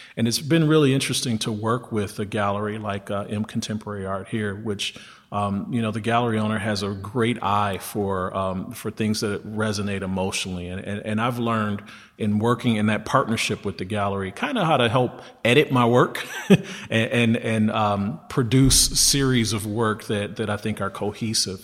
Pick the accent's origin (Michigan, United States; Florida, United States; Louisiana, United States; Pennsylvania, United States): Michigan, United States; Detroit; born and raised in Detroit